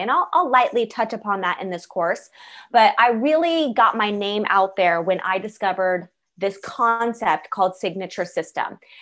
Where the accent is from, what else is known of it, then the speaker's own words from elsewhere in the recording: Los Angeles, California, United States; I was born in Los Angeles